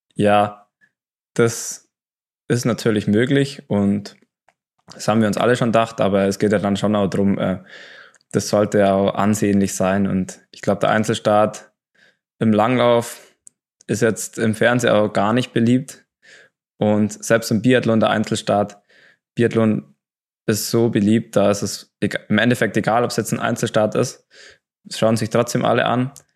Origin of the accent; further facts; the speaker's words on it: Oberstdorf, Bavaria, Germany; bei uns in Oberstdorf